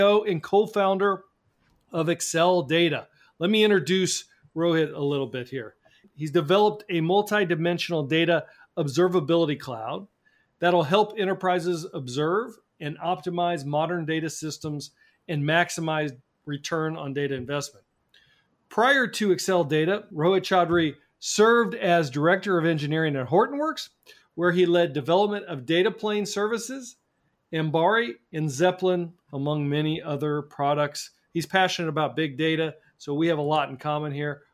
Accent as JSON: {"language": "English", "town": "Kansas City", "region": "Missouri", "country": "United States", "said": "I'm from Kansas City, where we have the best barbecue in the world"}